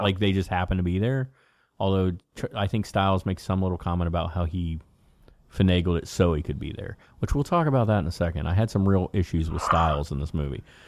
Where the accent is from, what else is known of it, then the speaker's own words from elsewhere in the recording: Cincinnati, Ohio, United States; we're, we're from Cincinnati